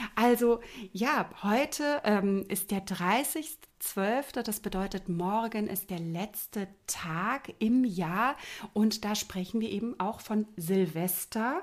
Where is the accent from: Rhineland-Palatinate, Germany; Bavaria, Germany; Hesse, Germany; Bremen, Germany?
Rhineland-Palatinate, Germany; near Mainz; also born or lived in Lübeck; ich komme ja aus der Nähe von Mainz